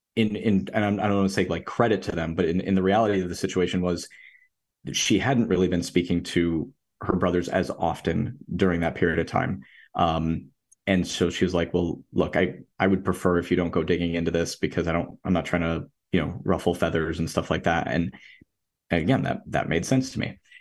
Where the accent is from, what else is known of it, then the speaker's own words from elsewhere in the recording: Rochester, New York, United States; I'm from Rochester, New York